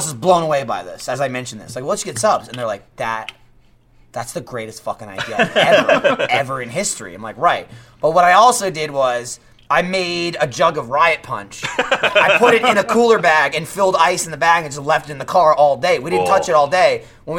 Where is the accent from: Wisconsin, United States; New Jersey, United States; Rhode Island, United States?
New Jersey, United States; moved away; me growing up in Jersey, like, I was 40 minutes from Great Adventure